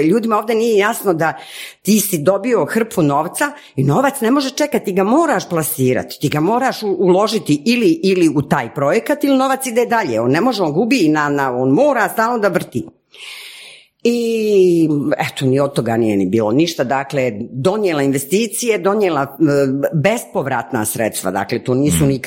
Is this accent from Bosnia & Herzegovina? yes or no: yes; Sarajevo, Federation of Bosnia and Herzegovina, Bosnia & Herzegovina; moved away; also born or lived in Geneva, Switzerland / Zagreb, Croatia; ja kao Sarajka naravno odim prvo u Sarajevo